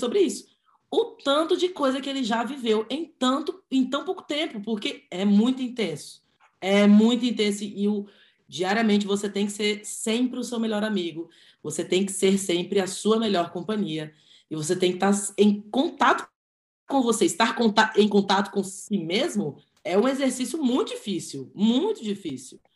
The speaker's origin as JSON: {"language": "Portuguese", "town": "Brasília", "region": "Federal District", "country": "Brazil", "said": "eu sou de Brasília, é porque a gente é de Brasília"}